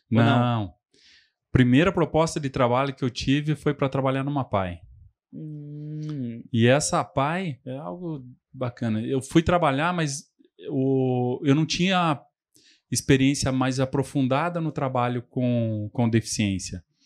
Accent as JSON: {"language": "Portuguese", "town": "Telêmaco Borba", "region": "Paraná", "country": "Brazil", "tie": "born or raised there", "also_born_or_lived": "Londrina", "said": "sou nascido e crescido aqui em Telemaco"}